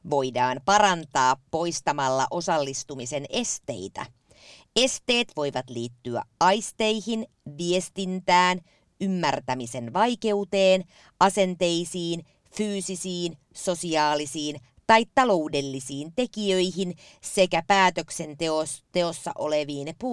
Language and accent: Finnish; Riihimäki, Kanta-Häme, Finland; Myös meillä Riihimäellä yes. oli 90-luvulla tämä sama tarjonta.